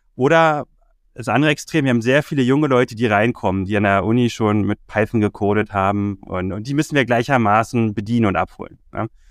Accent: Berlin, Germany; Bin ursprünglich aus Berlin, habe in Berlin schon immer gelebt, bis auf ein paar Auslandserfahrungen war ich auch nie weg

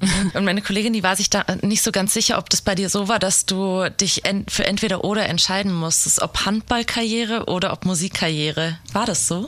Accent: Giessen, Hesse, Germany; Ich komme ja auch aus der Gegend, halt aus Gießen

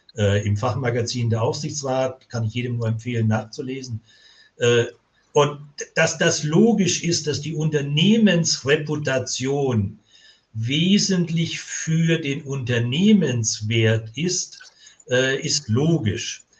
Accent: Swabia, Germany; aus dem Bereich, wo ich komme, im Schwäbischen

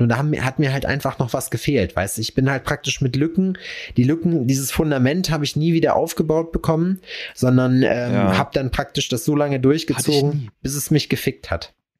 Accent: North Rhine-Westphalia, Germany; Ich bin ja Westfale

